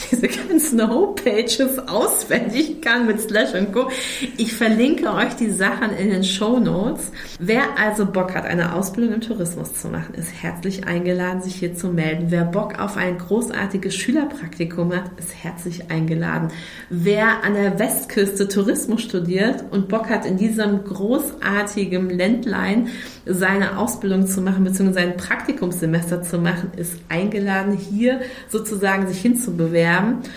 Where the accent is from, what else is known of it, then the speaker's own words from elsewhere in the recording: Schleswig-Holstein, Germany; mich bekannt zu machen mit meiner Heimat, die ich so, so großartig finde. Echt Echtitmarschen.